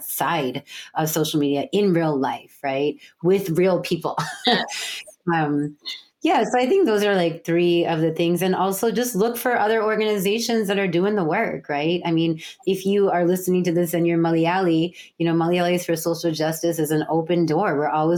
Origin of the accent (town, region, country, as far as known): United States; born or raised there; also born or lived in San Francisco